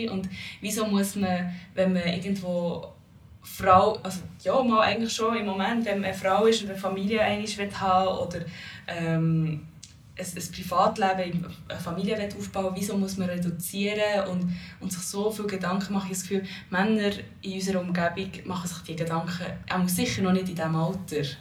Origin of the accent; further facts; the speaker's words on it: Switzerland; meinem Land, wo meine Wurzeln sind, sozusagen, zu Holland. Also ich habe dort mal sechs Monate gelebt, aber bin ich hier in der Schweiz aufgewachsen.